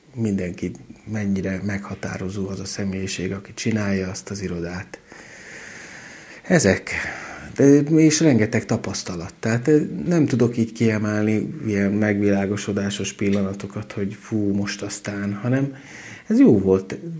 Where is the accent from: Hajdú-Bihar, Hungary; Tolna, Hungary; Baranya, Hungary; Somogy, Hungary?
Hajdú-Bihar, Hungary; Debrecen; moved away as an adult; also born or lived in Budapest; now in Szombathely, Hungary; életemben előtte kétszer jártam Szombathelyen, Debreceniként